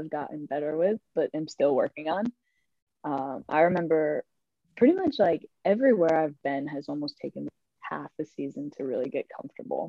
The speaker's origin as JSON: {"language": "English", "country": "United States", "also_born_or_lived": "Spain", "said": "I'm an American"}